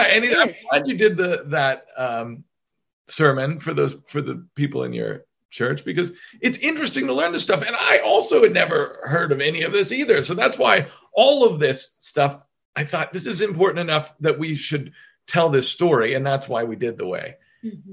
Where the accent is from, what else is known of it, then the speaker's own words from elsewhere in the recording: Chillicothe, Ohio, United States; moved away as an adult; also born or lived in New York City / Los Angeles; we moved back to my hometown of in Ohio, of Chillicothe, Ohio